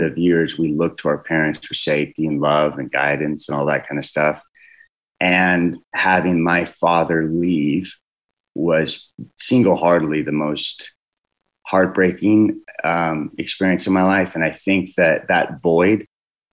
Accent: California, United States; I was born and raised in California

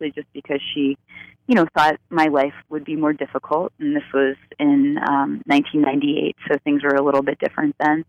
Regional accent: Central Florida, United States; moved away as an adult; I grew up in Central Florida, which was very conservative

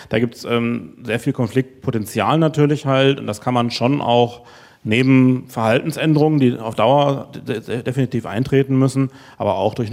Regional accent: North Rhine-Westphalia, Germany; now in Köln, Germany; ich komme aus dem Sauerland, da gelte ich als Exot, weil ich ohne Auto lebe. Wenn ich aber jetzt hier in Köln schaue

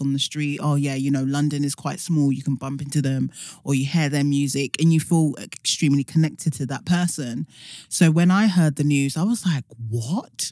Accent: Nigeria; even as a Nigerian

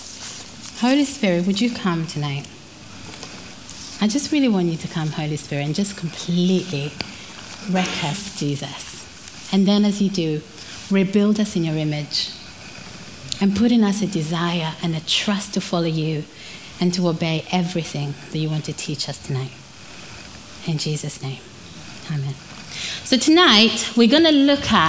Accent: Rwanda; moved away; I'm from Rwanda

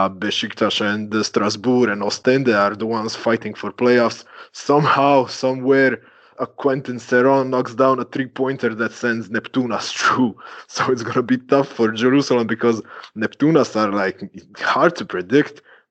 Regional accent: Croatia; I'm from Croatia

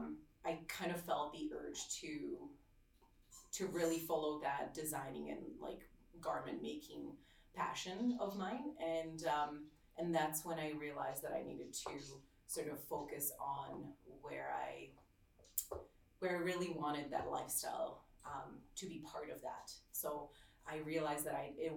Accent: Slovakia; now in Canada; I grew up in Slovakia

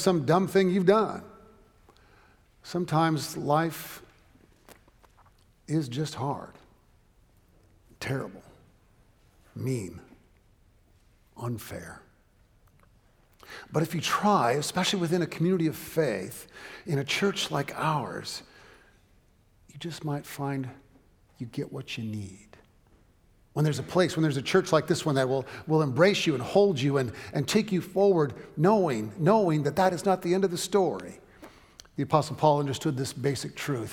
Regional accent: Southern California, United States; when I was growing up in Southern California

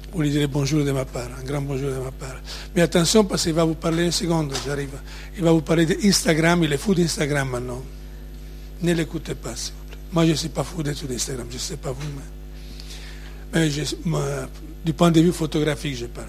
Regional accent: Ravenna, Emilia-Romagna, Italy; French is a second language; moved away; je suis né à Ravenne, en Italie, la ville des mosaïques.

